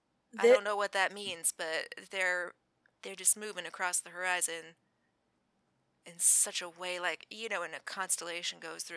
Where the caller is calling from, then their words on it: Utah, United States; I'm calling you from Utah, so it's not like they can really send anyone to hurt me.